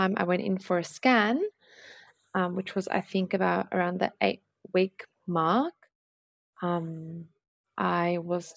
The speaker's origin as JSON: {"language": "English", "town": "Sydney", "region": "New South Wales", "country": "Australia", "tie": "born or raised there", "said": "I grew up in Punchbowl, which is a suburb in Sydney's southwest"}